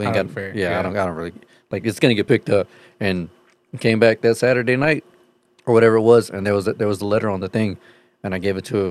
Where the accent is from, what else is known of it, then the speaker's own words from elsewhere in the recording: the South, United States; No, we're from the South, woman.